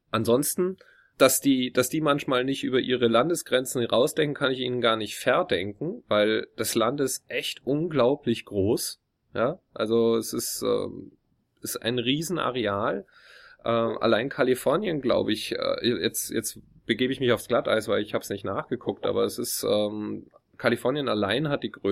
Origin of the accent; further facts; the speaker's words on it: Munich, Bavaria, Germany; wenn ich dann sage Deutschland, dann fragt er mich, ähm, woher aus Deutschland? Dann sage ich, oh, südlicher Teil, Munich, Bavaria.